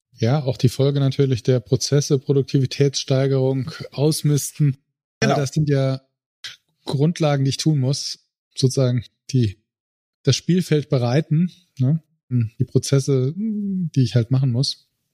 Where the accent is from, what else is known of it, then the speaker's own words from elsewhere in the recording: Saarland, Germany; ich komme aus dem Saarland, ja, dem schönsten Bundesland der Welt